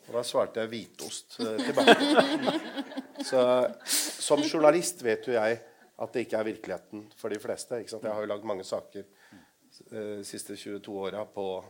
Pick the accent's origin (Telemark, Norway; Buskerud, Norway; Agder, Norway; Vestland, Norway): Buskerud, Norway; Lier; also born or lived in Drammen; Jeg er fra Lier.